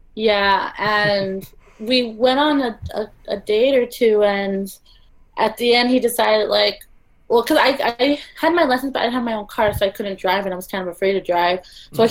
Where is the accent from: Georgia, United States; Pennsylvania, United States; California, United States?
California, United States; Los Angeles; moved away as an adult; now in Toronto, Canada; I'm from Los Angeles